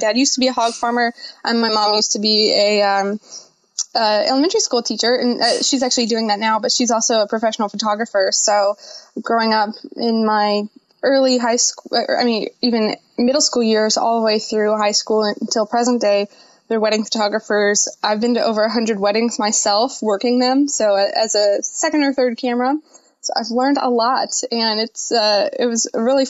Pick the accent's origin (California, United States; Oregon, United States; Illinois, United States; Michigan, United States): Illinois, United States; Quincy; moved away; they took me to my hometown of Quincy